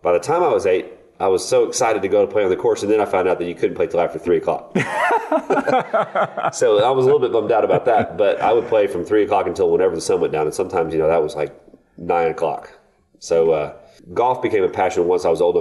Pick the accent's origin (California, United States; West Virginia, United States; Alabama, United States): Alabama, United States; Florence; moved away; my hometown of Florence, Alabama